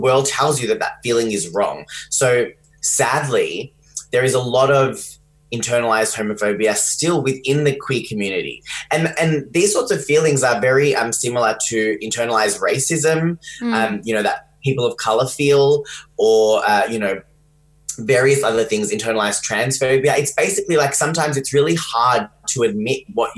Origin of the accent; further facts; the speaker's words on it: Geelong, Victoria, Australia; also born or lived in London; I grew up in Geelong, which is where I'm talking to you from today.